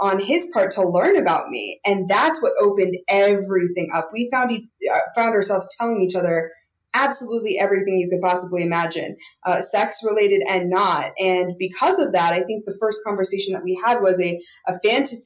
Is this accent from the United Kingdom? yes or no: no; Montana, United States; I grew up in Montana and was not exposed to any of that kind of stuff